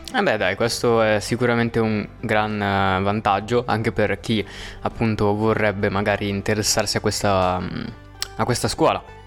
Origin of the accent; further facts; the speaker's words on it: Milan, Lombardy, Italy; io sono di Milano